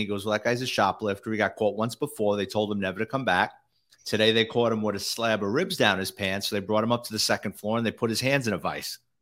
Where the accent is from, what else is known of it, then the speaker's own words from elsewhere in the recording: New York City, New York, United States; I grew up in a neighborhood, I like to say it was Irish, Italian, and the mafia sprinkled